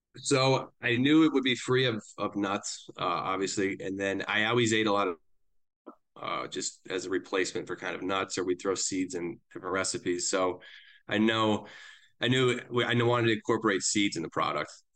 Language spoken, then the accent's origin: English; Eden Prairie, Minnesota, United States; moved away as an adult; also born or lived in Chicago / Wisconsin / Indiana; now in Denver, United States; I grew up in Minneapolis, uh, originally, a suburb called Eden Prairie